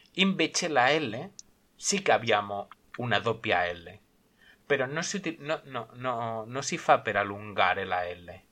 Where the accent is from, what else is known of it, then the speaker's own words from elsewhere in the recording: Sabadell, Catalonia, Spain; first language Spanish; soy madre lengua español, nacido en Barcelona, bueno, nacido en Sabadell, provincia de Barcelona, y vivo en Cataluña